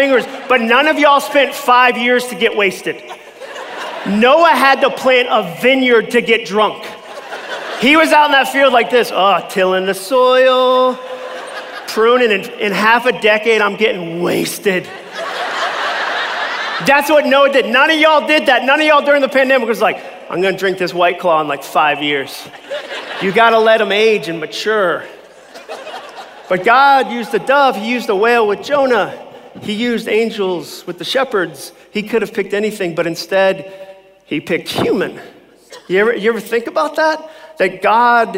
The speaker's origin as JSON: {"language": "English", "region": "Massachusetts", "country": "United States", "tie": "born or raised there", "moved": "as an adult", "said": "I grew up in Massachusetts"}